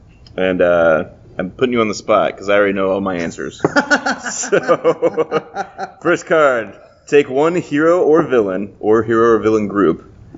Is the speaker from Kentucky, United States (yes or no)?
no; Lincoln, Nebraska, United States; We're from Lincoln, Nebraska